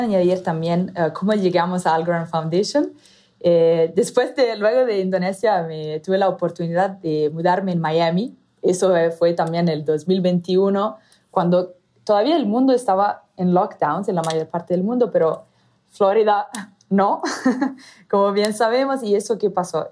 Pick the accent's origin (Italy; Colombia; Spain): Italy; accent: Italian; first language Italian; Spanish is a second language; moved away as an adult; also born or lived in Southeast Asia / Arab Gulf; mi acento, soy italiana de origen. Entonces, el español es mi tercer idioma